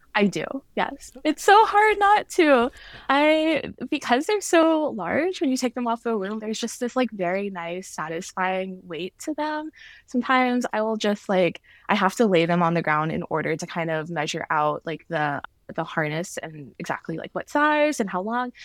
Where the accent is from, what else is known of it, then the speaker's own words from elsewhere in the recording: Atlanta, Georgia, United States; moved away; I am originally from Georgia, uh, grew up there, was raised there